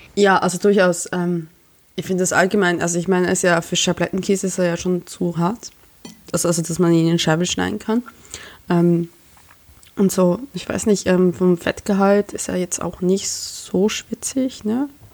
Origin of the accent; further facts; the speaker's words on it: Emmental, Bern, Switzerland; moved away as an adult; now in Germany; ich komme aus dem Emmendal